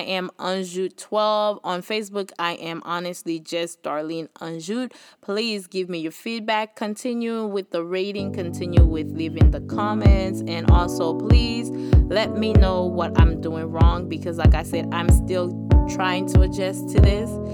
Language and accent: English; Haiti; accent: Haitian; moved away; My Haitian accent